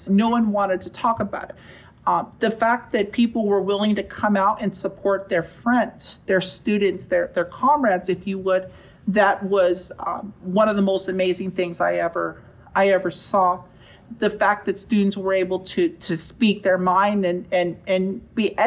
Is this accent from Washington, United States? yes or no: no; Riverside, California, United States; I grew up in Riverside, not too far from here. I went to school at Harupa Valley High School